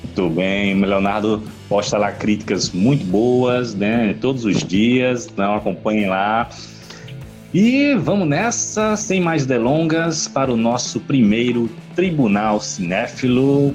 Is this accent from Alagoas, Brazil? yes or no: yes; Maceió, Alagoas, Brazil; now in Recife, Brazil; da minha terra natal, Maceió, Alagoas